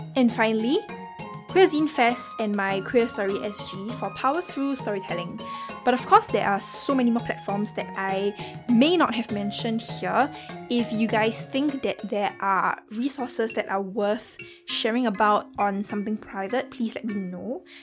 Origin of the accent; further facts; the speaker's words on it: Singapore; accent: Singaporean; my accent might be a bit difficult to understand, especially for non Singaporeans.